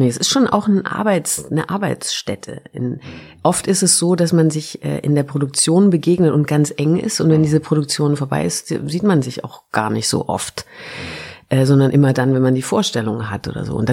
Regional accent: Baden-Württemberg, Germany; now in Berlin, Germany; Ich komme ja auch aus Württemberg.

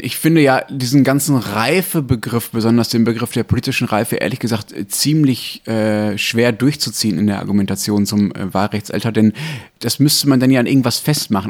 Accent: Germany; hier bei uns in Deutschland

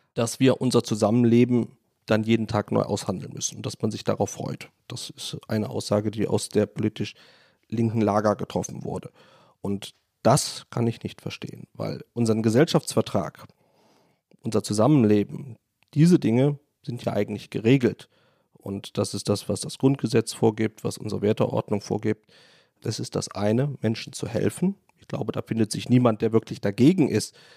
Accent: Rhineland, Germany; moved away as an adult; also born or lived in Düsseldorf; now in Poland; Ich komme aus dem Rheinland, bin aus dem gut katholischen Rheinland

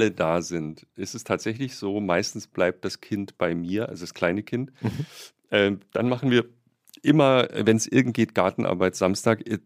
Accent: Bretten, Baden-Württemberg, Germany; born or raised there; now in Berlin, Germany

